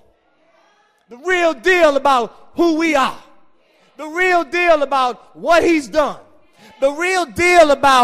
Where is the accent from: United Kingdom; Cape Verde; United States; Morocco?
United States; Washington, District of Columbia; I grew up in Washington, D.C., Georgia Avenue.